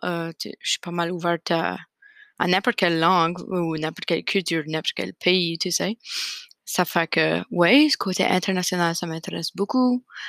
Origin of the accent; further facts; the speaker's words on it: Fredericton, New Brunswick, Canada; also born or lived in Nova Scotia; now in Moncton, Canada; j'ai grandi à Fredericton, au Nouveau-Brunswick